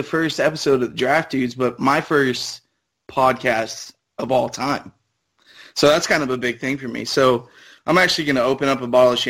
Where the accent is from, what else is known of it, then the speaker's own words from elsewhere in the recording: Los Angeles, California, United States; born there; also born or lived in Florida / Belgium / Singapore / Connecticut; I was born in Los Angeles.